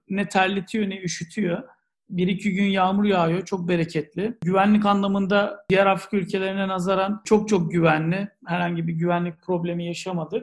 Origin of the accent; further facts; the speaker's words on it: Turkey; moved away; ben de oralıyım